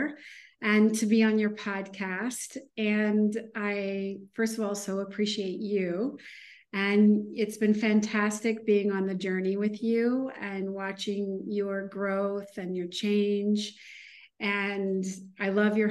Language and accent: English; Midwest, United States; moved away as an adult; also born or lived in Chicago / San Francisco / New York; now in Miami, United States; I am a girl from the Midwest.